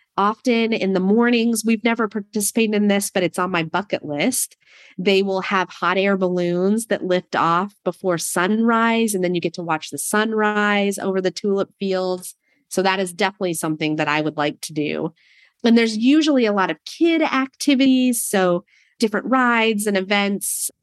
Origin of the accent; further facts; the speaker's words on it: Prince of Wales Island, Southeast Alaska, United States; moved away as an adult; also born or lived in Fairbanks, Alaska / Corvallis, Oregon; now in Monmouth, United States; we're all from Southeast Alaska on an island called Prince of Wales Island